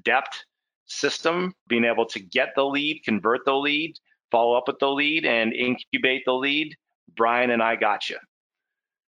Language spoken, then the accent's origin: English; Canada; we're Canadian, so you know, we're at least I am